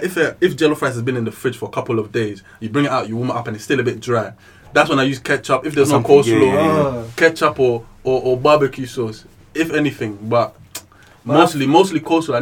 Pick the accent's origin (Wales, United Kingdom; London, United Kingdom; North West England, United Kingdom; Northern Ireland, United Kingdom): London, United Kingdom; also born or lived in Ivory Coast / Burkina Faso; I'm 22 years old, from London, and originally from Ivory Coast, Burkina Faso.